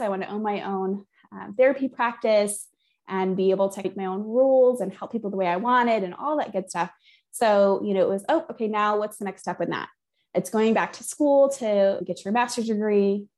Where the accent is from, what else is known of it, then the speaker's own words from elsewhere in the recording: Flint, Michigan, United States; I grew up near Flint, Michigan, so in the outskirts of Flint, Michigan